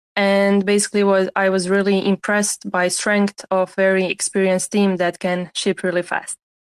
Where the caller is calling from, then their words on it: Croatia; English is a second language; So I'm speaking from Croatia. We got heat wave after heat wave here, so it was pretty fun.